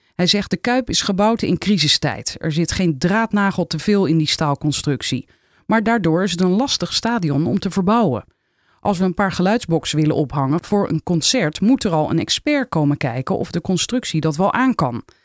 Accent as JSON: {"language": "Dutch", "town": "Rotterdam", "region": "South Holland", "country": "Netherlands", "said": "ik kom uit Rotterdam"}